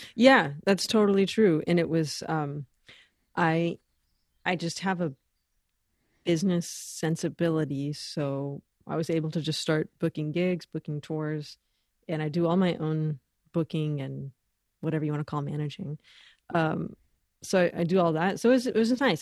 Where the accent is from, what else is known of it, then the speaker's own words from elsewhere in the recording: Los Angeles, California, United States; moved away as an adult; also born or lived in Boston / Ecuador; growing up in Los Angeles, really lucky to, you know, get to be around a lot of great musicians